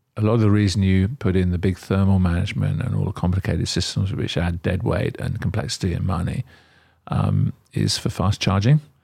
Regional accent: Australia; also born or lived in England; now in United Kingdom; I'm originally Australian.

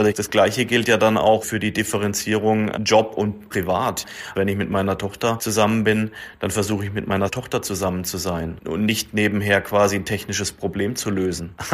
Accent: Neckarsulm, Baden-Württemberg, Germany; Ich bin wieder zurückgekommen in meine Heimat, wo meine Karriere hier vor über 20 Jahren gestartet hat bei Audi in Neckarsulm.

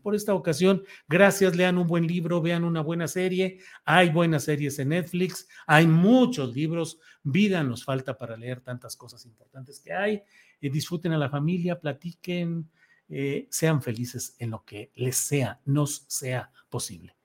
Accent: Torreón, Coahuila, Mexico; now in Guadalajara, Mexico; En Torreón, mi tierra natal, 31

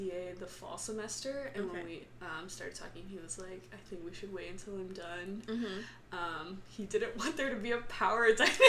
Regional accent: Dallas, Texas, United States; moved away; I'm from Dallas.

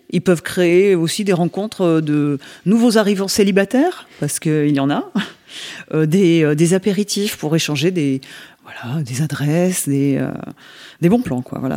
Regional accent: Nouvelle-Aquitaine, France; born there; moi je suis née en Dordogne, donc j'ai pas, j'ai quitté la Dordogne pour y revenir parce que je ne trouvais pas ailleurs ce que j'avais en Dordogne.

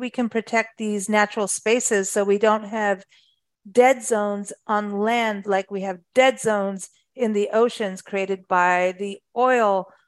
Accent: Kenya; also born or lived in South Africa; I, I grew up in Africa, luckily. Thank thanks to my mom, lived in Kenya, South Africa, lived in the bush.

